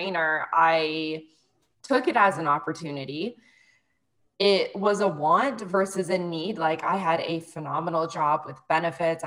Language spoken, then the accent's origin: English; close to the Toronto area, Ontario, Canada; moved away as an adult; now in Mexico; I am from Canada. I'm currently living in Mexico